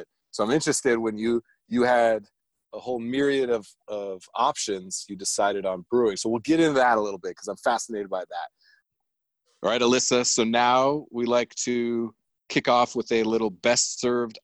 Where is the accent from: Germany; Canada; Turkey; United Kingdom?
Germany; I grew up in Germany